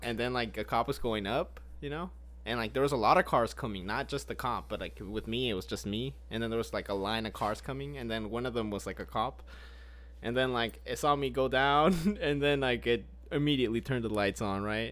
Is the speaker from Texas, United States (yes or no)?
yes; Grapevine, Texas, United States; I was born in Grapevine